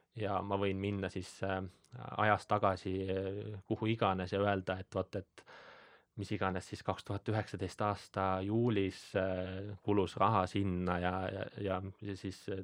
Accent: Põlva County, Estonia; ma olen äh, Äh, Põlvamaalt pärit

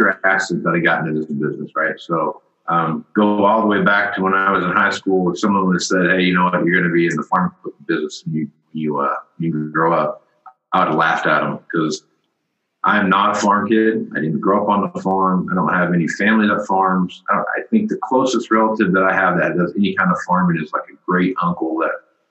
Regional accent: Wichita, Kansas, United States; That's my hometown, or near my hometown, Wichita, Kansas

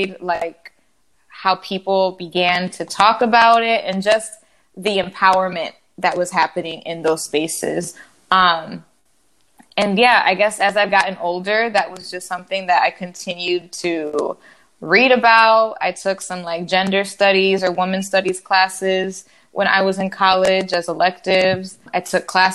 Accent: Chicago, Illinois, United States; also born or lived in Washington, D.C.; I was born and raised in Chicago

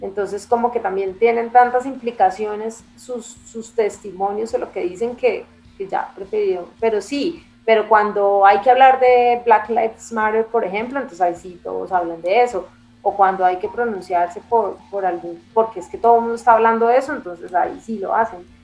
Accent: Bogotá, Colombia; yo soy una bogotana de papá italiano, que estudié en un colegio que es el Leonardo da Vinci

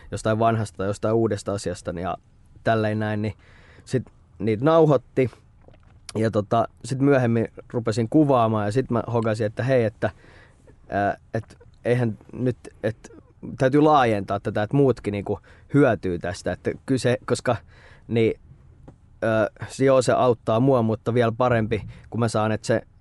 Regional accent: Espoo, Uusimaa, Finland; Olen espoolainen, aina asunut Espoossa. Öö, 29 riippuu, jos mä nuoremmalle sanon, mä sanon, että mä oon 29, mutta jos vanhemmalle mä sanon, että nyt 30

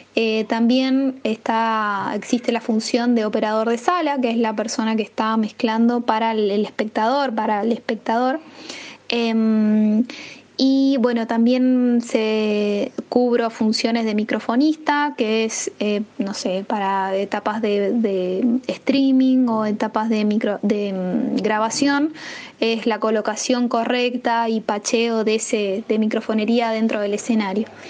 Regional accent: San Juan, Argentina; moved away; also born or lived in San Luis, Argentina / Mendoza, Argentina; me voy a San Juan, que es el lugar donde yo nací

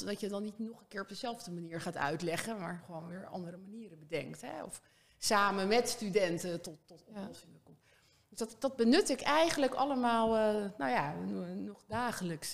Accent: Castricum, North Holland, Netherlands; also born or lived in Oldenzaal / Harderwijk; ik eh, ben opgegroeid in Kastricum. Ik ben geboren in Orenzaal, maar ik was heel jong

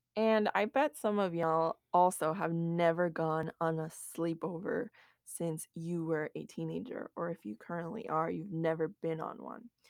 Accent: United States; growing up, especially in America

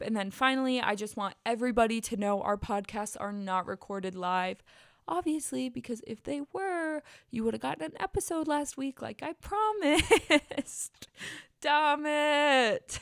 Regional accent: Bassett, United States; moved away; I said our town name

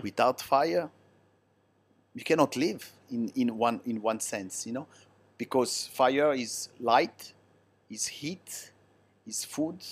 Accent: Italy; English is a second language; now in China; Italian, they speak with their hand

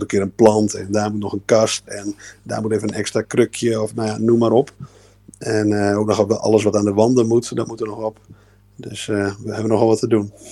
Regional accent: Groningen, Netherlands; ik kom uit Groningen

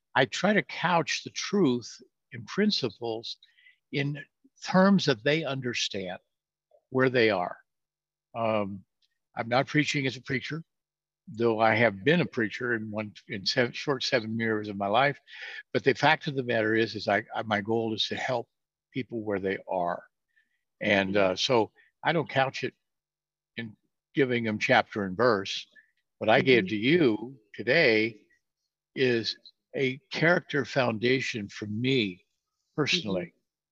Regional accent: California, United States; moved away as an adult; also born or lived in Norfolk, Virginia; I'm from California

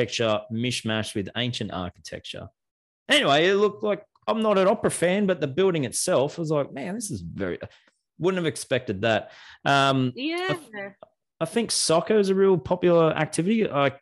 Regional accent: Australia; I'm from Australia

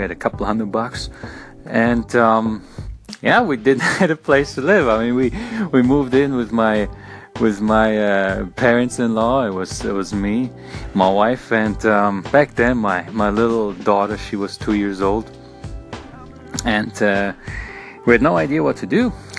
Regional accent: Berlin, Germany; now in United States; I came all the way from Berlin, Germany to the United States.

